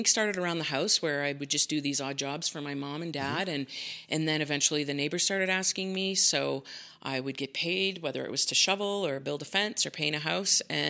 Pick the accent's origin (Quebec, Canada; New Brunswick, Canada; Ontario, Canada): New Brunswick, Canada; Saint John; now in Calgary, Canada; I grew up in New Brunswick, in St. John, New Brunswick. So I spent most of my childhood there.